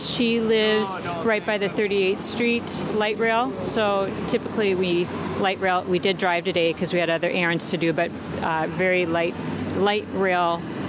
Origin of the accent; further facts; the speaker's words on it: Minneapolis, Minnesota, United States; now in Washington State, United States; I was born and raised in Minneapolis, but now I live in Washington State.